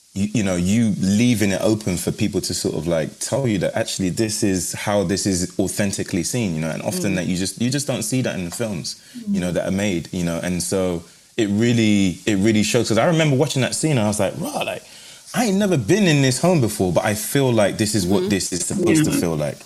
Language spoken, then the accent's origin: English; London, United Kingdom; also born or lived in Nigeria; growing up in London as a boy, as a man